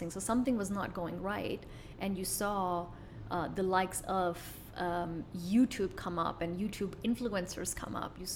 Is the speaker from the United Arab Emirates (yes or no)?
no; Kuwait; moved away as an adult; also born or lived in United States; I was born in Kuwait.